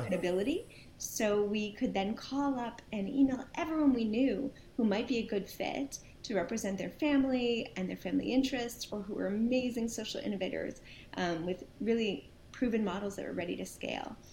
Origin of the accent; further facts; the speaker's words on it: Princeton, New Jersey, United States; also born or lived in Brooklyn, New York; we moved to Princeton, New Jersey, and I lived there uh, for a bunch of years